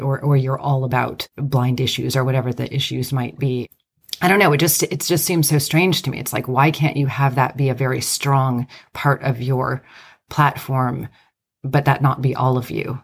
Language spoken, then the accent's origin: English; United States; I'm Greek American